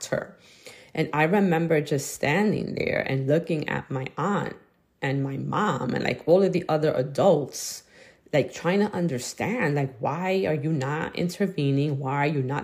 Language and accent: English; New York City, New York, United States; I was growing up in Brooklyn